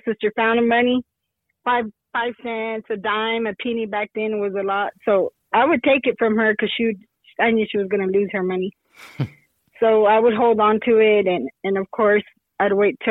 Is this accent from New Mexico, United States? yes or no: yes; Lovington, New Mexico, United States; now in Hobbs, United States; right now I live in Hobbs, New Mexico, which is about 30 miles out of Lovington, New Mexico, where I was born and raised